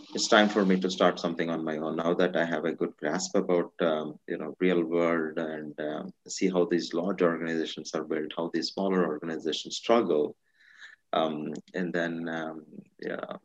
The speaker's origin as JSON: {"language": "English", "country": "India", "tie": "born or raised there", "moved": "as an adult", "said": "So I'm originally from India. I, I grew up in India. Uh, majority of my life I was in India"}